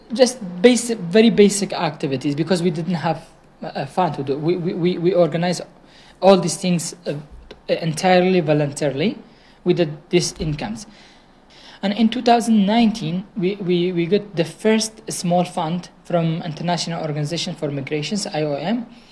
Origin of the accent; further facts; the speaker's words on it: Sinjar, Nineveh, Iraq; I'm from Shingal